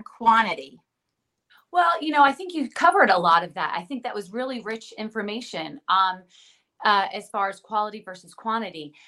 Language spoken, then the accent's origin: English; New Jersey, United States; We're from New Jersey